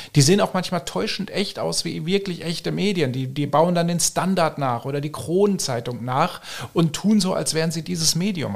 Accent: Germany; moved away as an adult; now in Austria; Ich komme ursprünglich aus Deutschland, auch wenn ich mittlerweile schon sieben Jahre hier lebe.

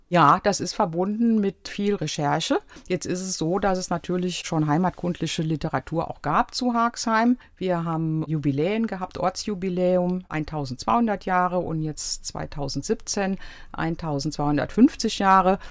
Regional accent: Aachen, North Rhine-Westphalia, Germany; moved away as an adult; also born or lived in Netherlands / Jülich / Cologne / Frankfurt; now in Harxheim, Germany; Ich bin groß geworden im Rheinland. Aachen und Jülich waren die Stationen.

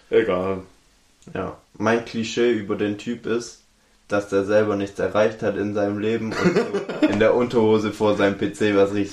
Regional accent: Baden-Württemberg, Germany; Ich bin Schwabe. Wir wollen Geld.

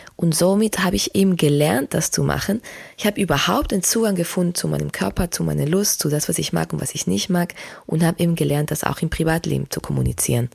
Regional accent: Spain; moved away; ich bin ja in Spanien aufgewachsen

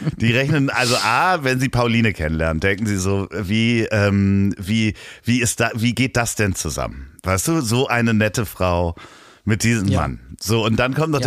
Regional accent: Hamburg, Germany; accent: Hamburger Akzent; meinen Hamburger Akzent, ja, den ich ja manchmal habe

